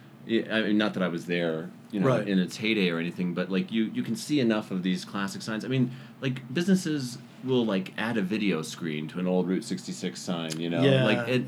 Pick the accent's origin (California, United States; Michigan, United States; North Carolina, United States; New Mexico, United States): New Mexico, United States; Cedar Crest; I grew up in Cedar Crest